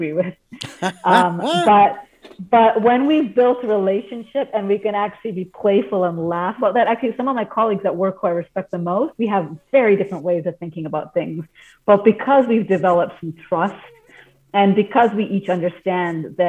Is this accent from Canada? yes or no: yes; Canada; I grew up in Canada with Indian origins and parents who grew up in Africa